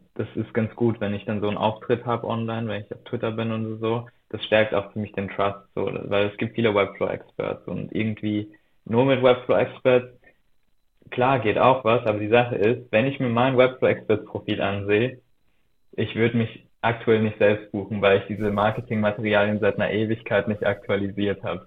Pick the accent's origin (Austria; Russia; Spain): Austria; moved away as an adult; also born or lived in Berlin; damals noch in Österreich, dort wo ich aufgewachsen bin